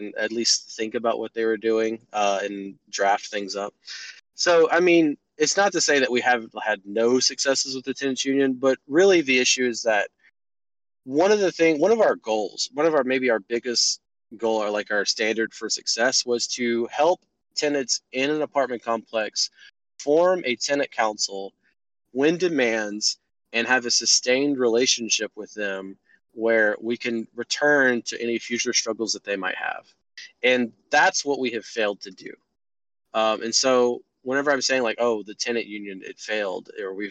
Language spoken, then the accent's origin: English; Texas, United States; moved away as an adult; now in Augusta, United States; I'm from Texas, but from the South